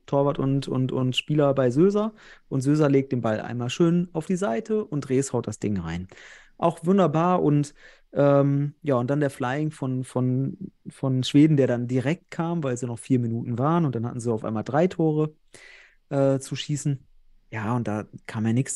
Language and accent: German; North Rhine-Westphalia, Germany; Ich komme ja selbst aus Westfalen